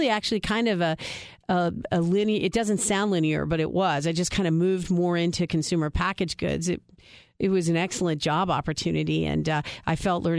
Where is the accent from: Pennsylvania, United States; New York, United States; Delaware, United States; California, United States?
Delaware, United States; Wilmington; I was born and raised in Wilmington, and as you know, Wilmington has kind of a unique culture. It's a town of corporate headquarters, and later, as I grew up, it became the credit card capital of the world